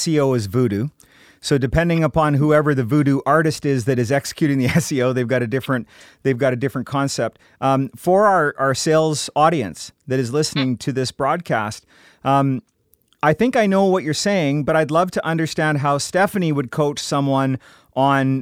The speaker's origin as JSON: {"language": "English", "region": "Scotland", "country": "United Kingdom", "said": "I'm Scottish"}